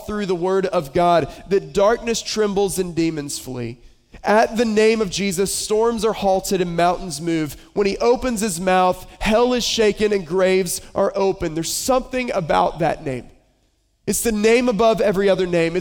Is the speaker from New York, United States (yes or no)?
no; Boone, North Carolina, United States; moved away; I grew up in Western North Carolina, a little town called Boone